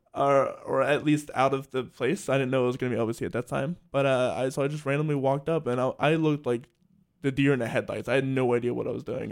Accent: Salisbury, Maryland, United States; moved away as an adult; also born or lived in Lancaster, Pennsylvania; I'm from Salisbury, Maryland.

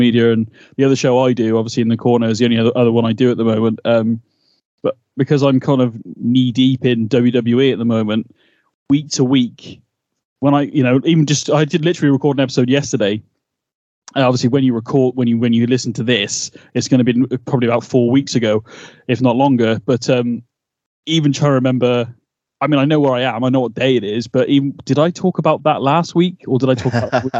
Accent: United Kingdom; We're two British guys

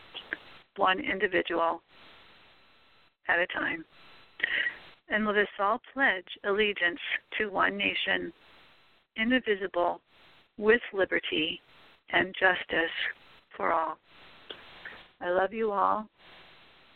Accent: United States; We are all citizens of this great country. We are American neighbors

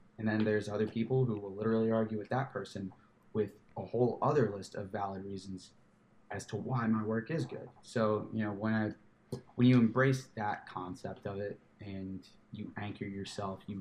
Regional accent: Louisville, Kentucky, United States; moved away as an adult; now in Tampa, United States; we are from Louisville, Kentucky.

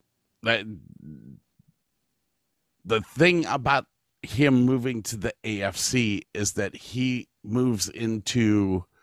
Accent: Medina, Ohio, United States; now in Texas, United States; I grew up in Ohio. I live in Texas.

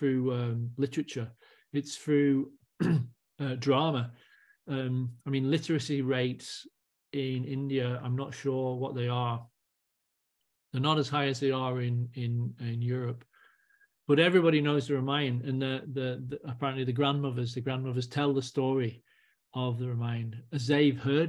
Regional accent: Leyland, North West England, United Kingdom; moved away; also born or lived in Edinburgh / Scotland; where I grew up in Leyland, there was a field.

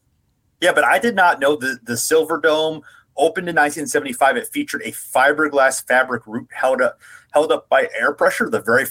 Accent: Ohio, United States; also born or lived in Toledo, Ohio; I'm from Ohio, but you may not be aware that I was born in Toledo. And until 9, I lived in Toledo, which is, of course, just a hop, skip, and a jump from Detroit and Pontiac.

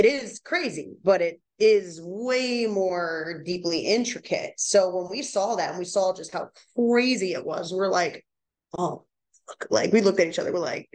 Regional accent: East Coast, United States; I'm from East Coast, you know, so it's a new thing going over West Coast

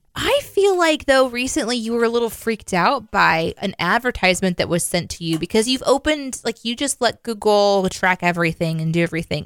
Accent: Midwest, United States; I grew up in the Midwest.

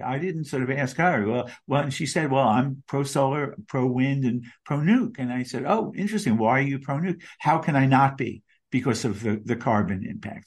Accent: Long Beach, New York, United States; now in New York City, United States; my hometown of Long Beach, Long Island, where I grew up.

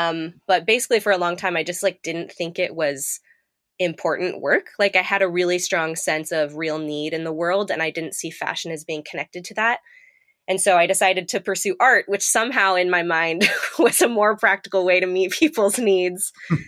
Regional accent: Manila, Metro Manila, Philippines; I grew up overseas in Manila, Philippines, and I grew up around a lot of poverty, quite frankly, and there's a lot of uneven development.

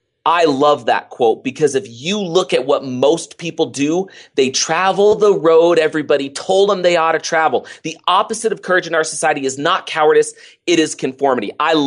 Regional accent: Oakland, California, United States; I grew up in Oakland, California. Grew up Oakland, not having a lot growing up.

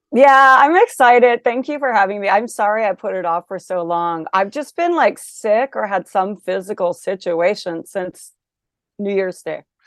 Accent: Olympia, Washington, United States; I did grow up in Olympia, Washington

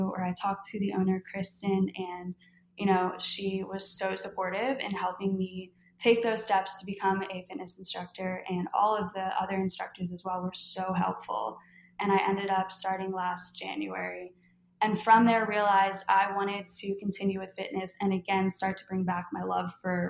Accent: Philadelphia, Pennsylvania, United States; That's just, I'm from Philly, but apparently living in Louisiana for the last, what, 11 years, I've just adapted.

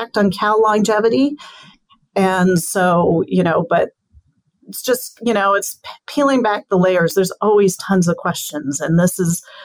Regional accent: New Mexico, United States; I grew up in the West, especially in New Mexico

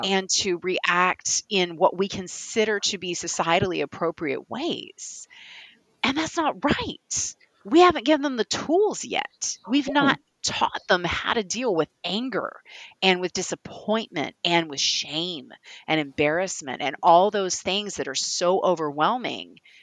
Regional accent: Kentucky, United States; accent: Kentucky; my Kentucky accent

